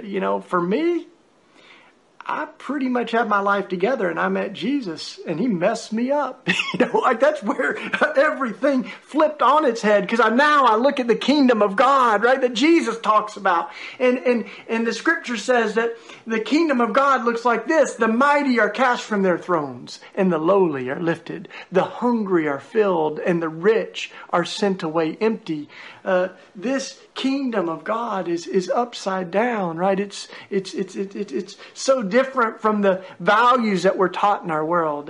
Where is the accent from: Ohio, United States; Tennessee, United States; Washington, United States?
Tennessee, United States; East; I grew up down in East Tennessee in what we call the Bible Belt